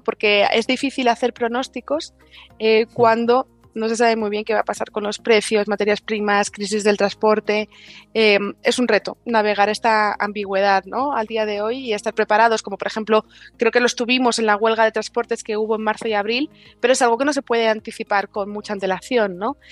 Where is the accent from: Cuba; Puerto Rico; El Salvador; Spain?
Spain